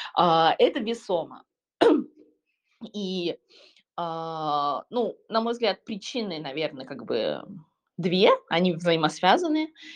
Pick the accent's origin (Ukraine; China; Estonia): China; moved away; В моем родном городе, а, который где-то там Сороковой, наверное, по крупности города в Китае